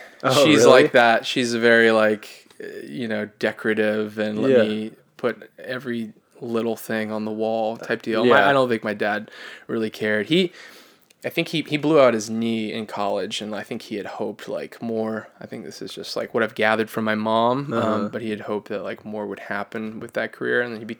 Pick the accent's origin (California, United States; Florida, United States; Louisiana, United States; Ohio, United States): Florida, United States; now in New York, United States; I'm from Florida. I've lived in New York almost 2 years.